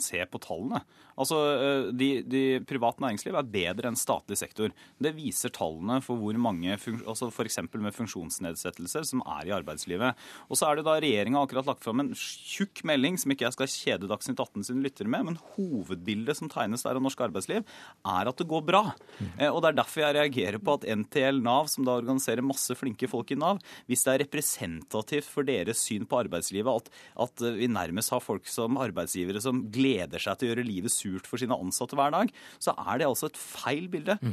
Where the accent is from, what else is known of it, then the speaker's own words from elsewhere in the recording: Porsgrunn, Telemark, Norway; jeg kommer fra Porsgrunn